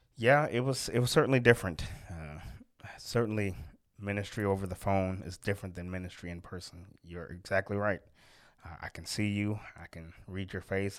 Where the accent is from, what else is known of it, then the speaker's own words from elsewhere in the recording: Oakland, California, United States; moved away; I'm from Oakland, California originally